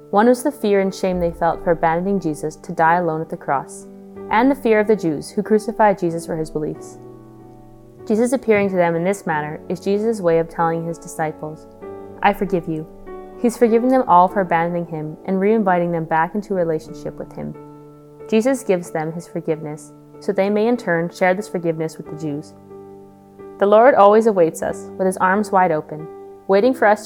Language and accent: English; Spirit River, Alberta, Canada; I'm from Spirit River, Alberta, and I'm a second year student here at St. Therese Institute.